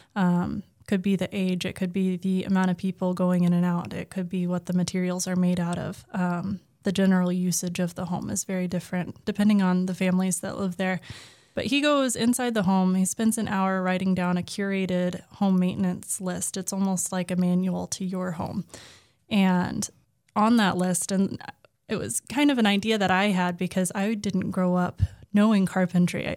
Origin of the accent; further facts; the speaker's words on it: Oklahoma, United States; now in Massachusetts, United States; I grew up in Oklahoma